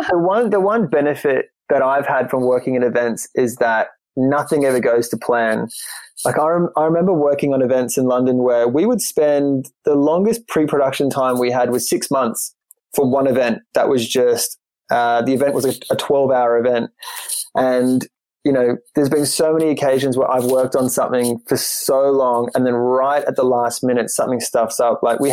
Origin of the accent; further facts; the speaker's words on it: Queensland, Australia; now in Ireland; a place that was our kind of go-to holiday destination growing up in Queensland. Issue is, being in Ireland